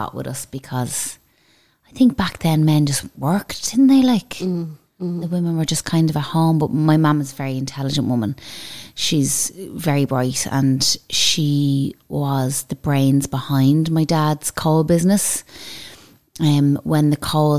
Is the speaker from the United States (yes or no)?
no; Dublin, Leinster, Ireland; I grew up, my main childhood was in Celtic Park in Dublin 9. It's Whitehall